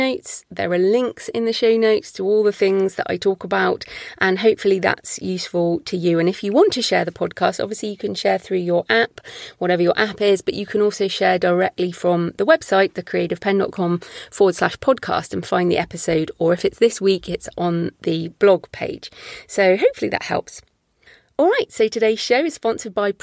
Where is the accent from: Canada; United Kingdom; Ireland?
United Kingdom; I'm British.